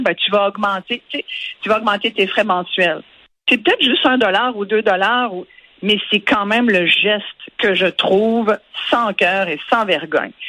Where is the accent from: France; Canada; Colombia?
Canada; on est aussi des Canadiens